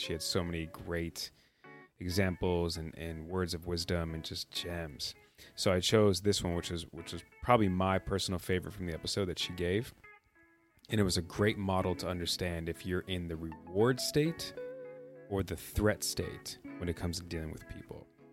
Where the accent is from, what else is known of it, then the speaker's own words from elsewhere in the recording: Midwest, United States; I'm from the Midwest